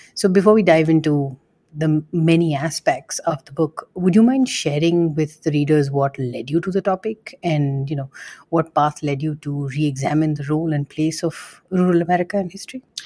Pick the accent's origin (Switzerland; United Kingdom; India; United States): India; moved away; somebody who grew up in India